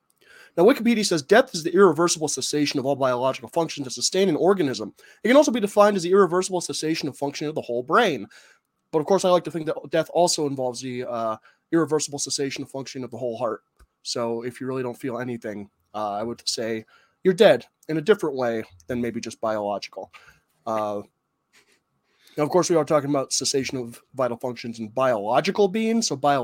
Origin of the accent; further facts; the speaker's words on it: Tucson, Arizona, United States; I grew up in Tucson, Arizona, where the temperature would regularly reach 125 degrees just in the open air.